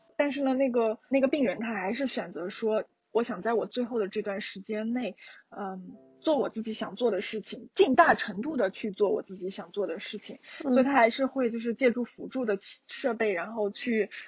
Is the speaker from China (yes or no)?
yes; China; 作为中国人